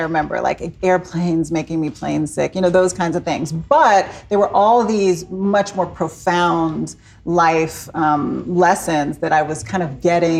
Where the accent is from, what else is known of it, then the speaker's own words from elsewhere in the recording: Maryland, United States; also born or lived in Somalia; So I'm originally from Maryland. Uh-huh. That's where I grew up, right outside of D.C.